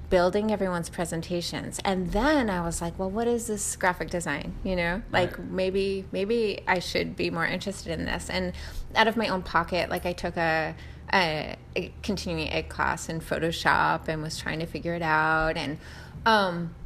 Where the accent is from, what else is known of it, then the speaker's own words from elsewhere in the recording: Wellesley, Massachusetts, United States; also born or lived in Rockaway, New York; I grew up in Massachusetts